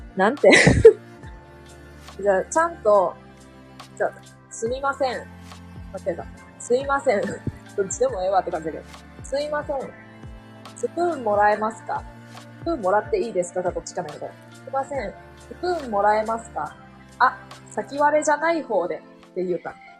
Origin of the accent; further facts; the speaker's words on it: Kansai, Japan; accent: Kansai dialect; 関西弁風なん関西弁風になった